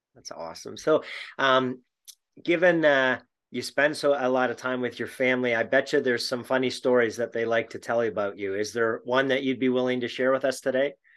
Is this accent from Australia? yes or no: no; Canada; being a Canadian